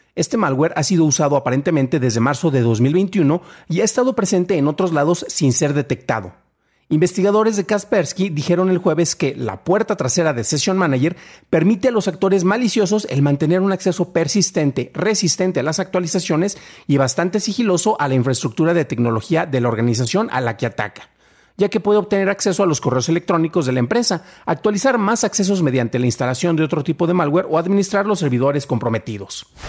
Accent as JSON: {"language": "Spanish", "country": "Mexico", "said": "soy mexicano"}